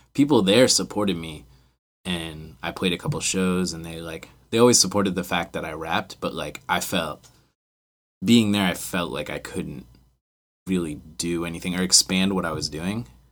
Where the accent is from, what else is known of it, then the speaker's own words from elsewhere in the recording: Frederick, Maryland, United States; also born or lived in West Virginia / Baltimore; we're all from Frederick